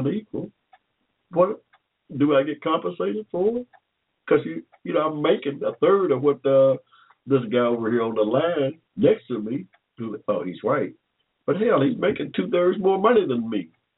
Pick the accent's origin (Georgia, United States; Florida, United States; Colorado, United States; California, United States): Georgia, United States; Henry County; When I was born here in Georgia in 1945, right down there in Henry County, in the middle of a cotton field